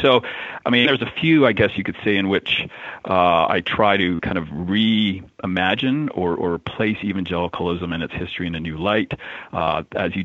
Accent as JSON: {"language": "English", "region": "Alberta", "country": "Canada", "tie": "born or raised there", "said": "I grew up in Alberta, an oil patch, the Texas of Canada"}